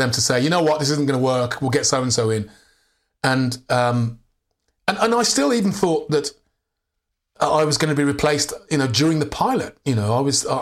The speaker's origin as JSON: {"language": "English", "region": "England", "country": "United Kingdom", "said": "I'm from England"}